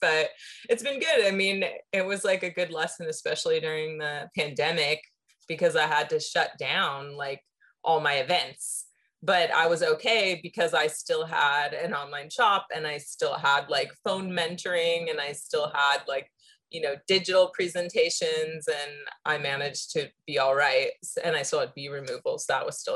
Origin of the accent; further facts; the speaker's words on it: San Diego, California, United States; when I moved back to my hometown of San Diego